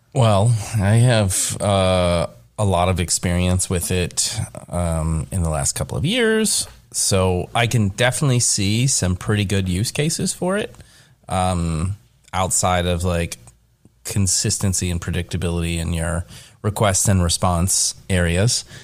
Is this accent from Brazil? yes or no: no; Kentucky, United States; I am from Kentucky